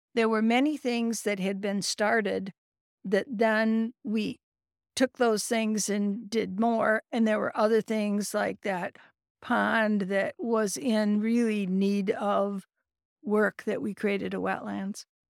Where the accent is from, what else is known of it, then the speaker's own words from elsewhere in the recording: Carrollton, Michigan, United States; moved away as an adult; also born or lived in Ohio / Indiana / California; now in Saginaw, United States; I grew up in Carleton, graduated from Carleton High School